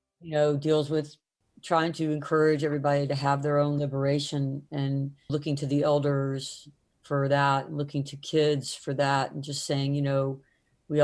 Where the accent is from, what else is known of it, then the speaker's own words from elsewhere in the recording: the South, United States; growing up in the South